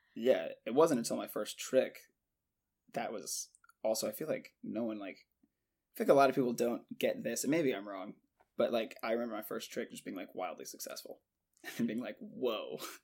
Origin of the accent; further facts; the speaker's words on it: Jacksonville, Florida, United States; Born and raised and currently still in Jacksonville, Florida